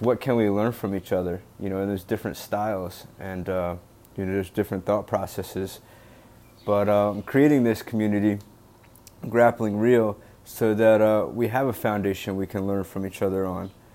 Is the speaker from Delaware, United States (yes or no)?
yes; Delaware, United States; now in Boston, United States; I currently live in Boston, Massachusetts. I'm from Delaware